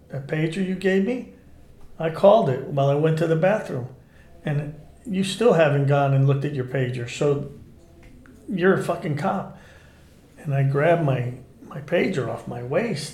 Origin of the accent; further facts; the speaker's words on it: Newark, New Jersey, United States; I grew up in Newark, New Jersey, in the 60s